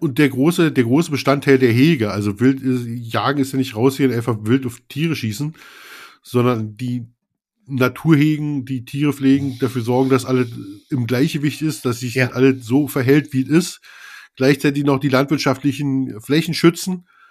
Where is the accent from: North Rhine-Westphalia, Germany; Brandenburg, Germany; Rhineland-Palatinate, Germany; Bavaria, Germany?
Brandenburg, Germany; accent: Berliner Schnauze; ich bin ja Brandenburger, aber ich hab so ein bisschen Berliner Schnauze